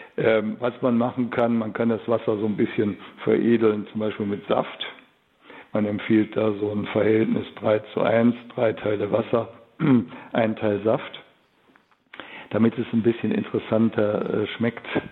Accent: Cologne, North Rhine-Westphalia, Germany; bei uns in Köln

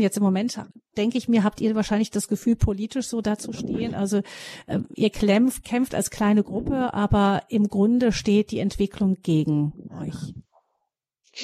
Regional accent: Germany; bei uns in Deutschland

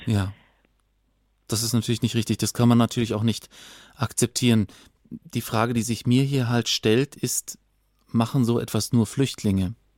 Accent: Bavaria, Germany; bei uns in Bayern

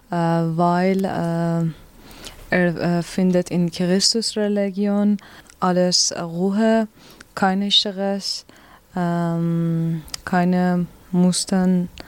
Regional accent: Iran; German is a second language; moved away as an adult; now in Germany; Uh, ich komme aus dem Iran mit meinem Mann. Äh, und wir sind in Deutschland fast ein Jahr.

